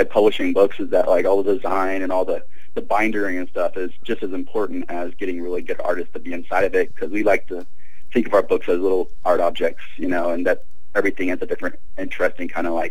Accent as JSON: {"language": "English", "region": "southern Mexico", "country": "Mexico", "tie": "born or raised there", "also_born_or_lived": "Louisiana, United States / Springfield, Missouri, United States", "lives_now": "Minneapolis, United States", "said": "So, yeah, but I grew up in southern Mexico, so kind of everywhere."}